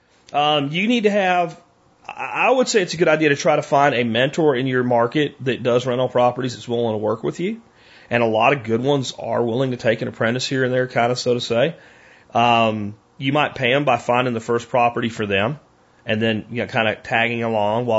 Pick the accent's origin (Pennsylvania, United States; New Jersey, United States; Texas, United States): Pennsylvania, United States; Pottsville; moved away; I grew up in Pottsville, Pennsylvania